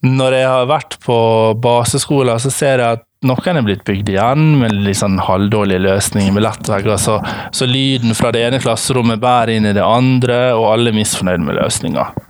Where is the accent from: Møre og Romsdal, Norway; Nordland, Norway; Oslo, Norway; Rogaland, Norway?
Møre og Romsdal, Norway; Ålesund; jeg kommer fra Ålesund